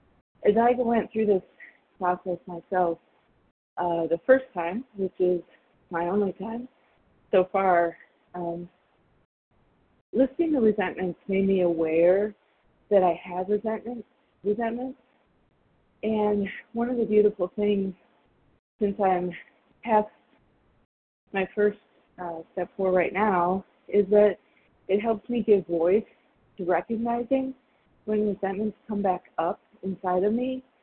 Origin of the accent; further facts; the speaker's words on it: Arizona, United States; I'm from Arizona.